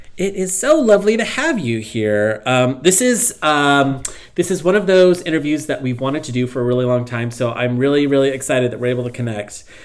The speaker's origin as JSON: {"language": "English", "country": "United States", "said": "as an American"}